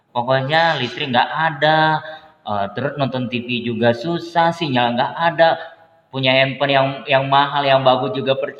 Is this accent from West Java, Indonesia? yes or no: no; Sambas, West Kalimantan, Indonesia; saya Bang eh, Pontianak, tepatnya di Kabupaten Sambas.